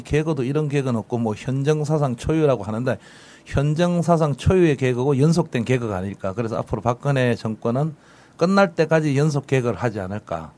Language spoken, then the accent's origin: Korean; Busan, South Korea; moved away; also born or lived in New York; 고향 부산입니다